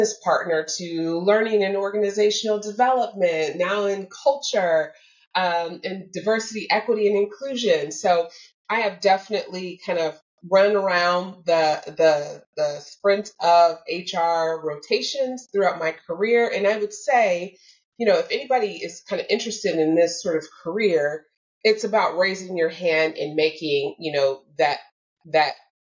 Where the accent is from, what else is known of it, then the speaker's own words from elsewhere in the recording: Detroit, Michigan, United States; I was raised in Detroit, Michigan, and the suburbs of Detroit, Michigan, within the United States